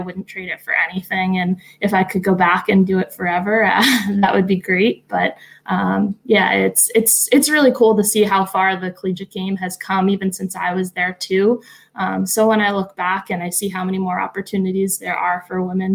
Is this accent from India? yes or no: no; Boston, Massachusetts, United States; a girl growing up in Boston